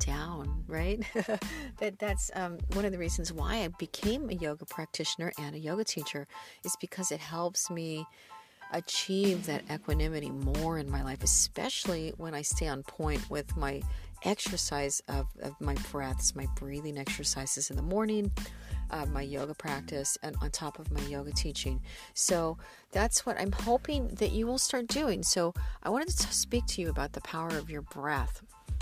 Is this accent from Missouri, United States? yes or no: yes; the Ozarks, southern Missouri, United States; moved away as an adult; also born or lived in Los Angeles, California; now in California, United States; It's right in the center of the Midwest, southern Missouri, actually